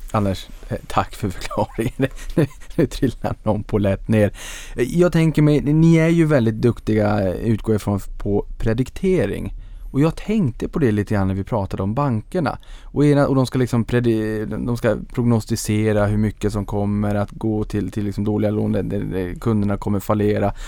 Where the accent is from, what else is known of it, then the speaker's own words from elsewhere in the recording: Norrland, Sweden; jag är en sävlig norrlänning